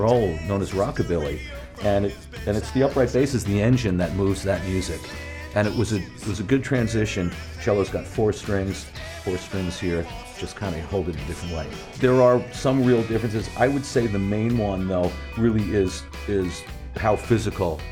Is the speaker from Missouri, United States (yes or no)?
no; Long Island, New York, United States; We grew up together out on Long Island, New York